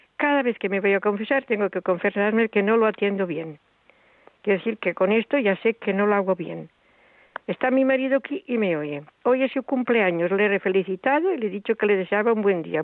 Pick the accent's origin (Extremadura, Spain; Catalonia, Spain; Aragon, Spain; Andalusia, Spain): Catalonia, Spain; a village in Tarragona; soy de un pueblo de Tarragona